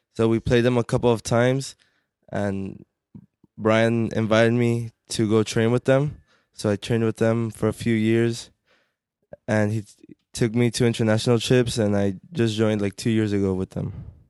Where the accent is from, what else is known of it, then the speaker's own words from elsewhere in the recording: Corona, California, United States; I'm from Corona